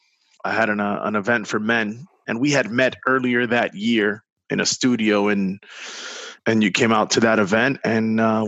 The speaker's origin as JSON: {"language": "English", "town": "Holyoke", "region": "Massachusetts", "country": "United States", "tie": "born or raised there", "also_born_or_lived": "Springfield, Massachusetts", "said": "I grew up in Holyoke, grew up in the church"}